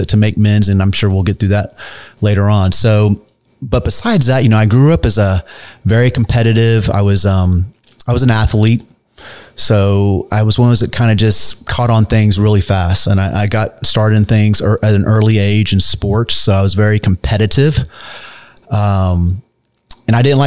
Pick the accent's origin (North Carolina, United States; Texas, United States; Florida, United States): Texas, United States; Dallas; moved away as an adult; also born or lived in California; I was born here in Dallas, Texas, born and raised